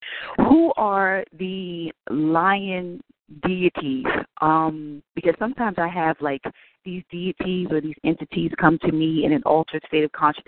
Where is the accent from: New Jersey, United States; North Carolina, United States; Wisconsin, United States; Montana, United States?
New Jersey, United States; Newark; now in Jersey City, United States; I'm originally from Newark, so I'm not too familiar, but I live not too far from that McDonald's off of Community Park Avenue by Lincoln Park.